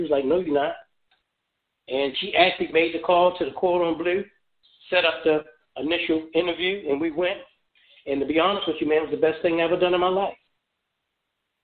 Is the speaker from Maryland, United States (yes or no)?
yes; Baltimore, Maryland, United States; moved away as an adult; also born or lived in Memphis, Tennessee; now in Phoenix, United States; that is my home city. Maryland is my home state.